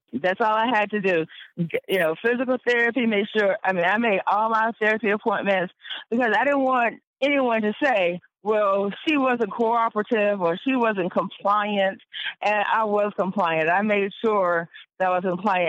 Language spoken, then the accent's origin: English; Wake County, North Carolina, United States; basically was born and raised in Wake County, so I've been here um, pretty much all my life